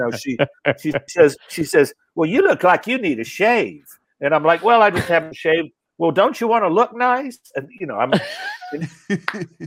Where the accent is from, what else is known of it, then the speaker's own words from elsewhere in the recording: Asheville, North Carolina, United States; moved away; I'm from Asheville, North Carolina